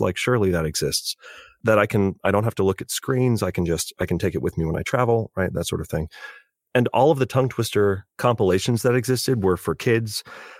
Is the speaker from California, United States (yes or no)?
yes; California, United States; I'm learning as a Californian that I probably should. Some remnant accents on certain words.